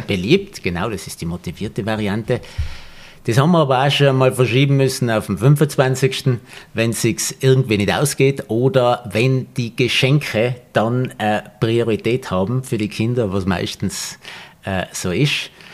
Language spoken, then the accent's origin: German; Tyrol, Austria; wir sind ja beide Tiroler, die in der Natur leben